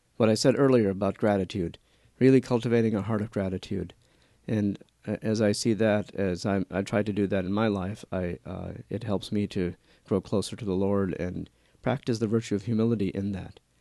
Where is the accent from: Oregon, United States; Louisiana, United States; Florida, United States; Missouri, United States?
Louisiana, United States; New Orleans; moved away as an adult; now in Atchison, United States; I was born and raised in New Orleans, Louisiana, and my family comes from India